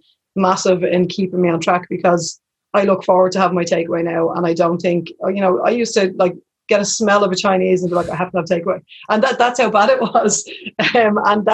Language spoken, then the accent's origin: English; Dublin, Leinster, Ireland; now in Tallaght, Ireland; I'm from Crumlin originally, I live in Tala